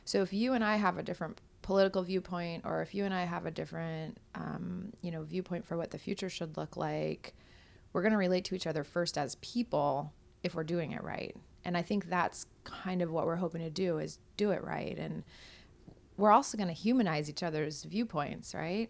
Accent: Kodiak, Alaska, United States; I'm from Kodiak

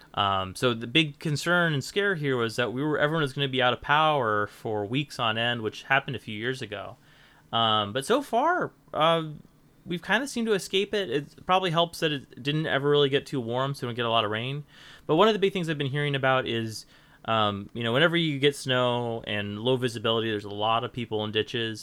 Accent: Portland, Oregon, United States; I grew up in Portland

